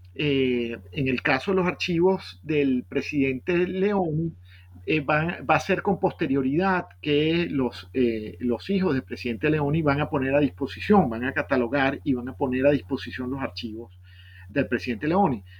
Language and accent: Spanish; Caracas, Capital District, Venezuela; also born or lived in Boston, United States; Yo nací en, Caracas en 1967